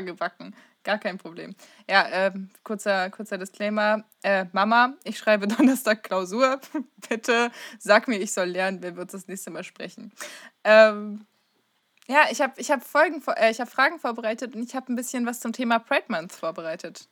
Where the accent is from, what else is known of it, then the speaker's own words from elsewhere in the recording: East Frisia, Lower Saxony, Germany; Ich komme aus Ostfriesland